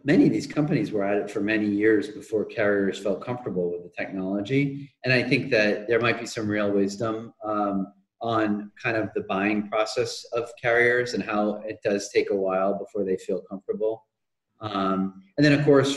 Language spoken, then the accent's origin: English; New England, United States; I grew up in New England.